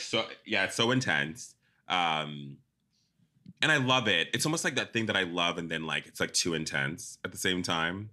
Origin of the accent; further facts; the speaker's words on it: South Africa; moved away; also born or lived in Zimbabwe; I was born in Zimbabwe, grew up in South Africa